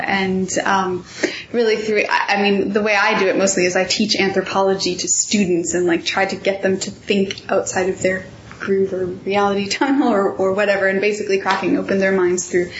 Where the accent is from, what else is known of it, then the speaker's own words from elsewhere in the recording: United States; particularly coming as an American